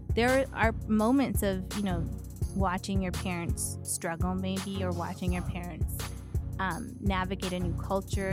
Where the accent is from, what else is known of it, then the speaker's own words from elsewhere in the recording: Edmonton, Alberta, Canada; moved away as an adult; also born or lived in Miami, Florida, United States; grew up in Edmonton, so spent most of my formative years there.